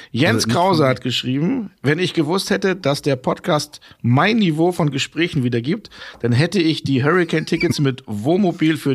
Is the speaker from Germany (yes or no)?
yes; Hamburg, Germany; born there; Ich bin gebürtiger Hamburger.